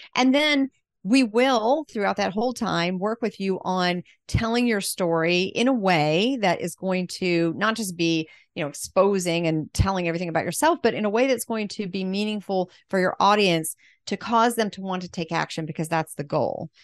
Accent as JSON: {"language": "English", "town": "Pensacola", "region": "Florida", "country": "United States", "said": "I'm from Pensacola, which I almost never meet people from Pensacola"}